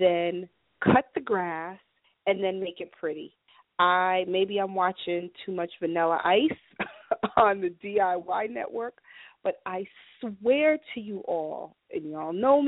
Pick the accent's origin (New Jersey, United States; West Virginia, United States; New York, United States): New York, United States; New York City; moved away; I was raised in New York City